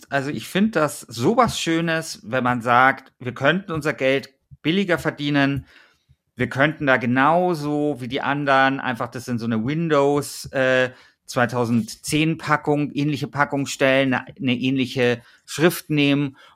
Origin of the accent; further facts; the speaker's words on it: Bavaria, Germany; Vielleicht nehme ich jetzt hier äh, diese Folge auf und weiß nicht, dass mein Heimatbundesland äh, Bayern äh, sang- und klanglos gegen Schleswig-Holstein ausgeschieden ist.